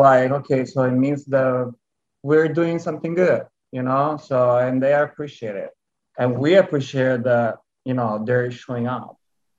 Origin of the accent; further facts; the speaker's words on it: Italy; accent: Italian; English is a second language; moved away as an adult; now in Houston, United States; yes, I'm Italian, 100% Italian. And now you can also hear my lovely accent.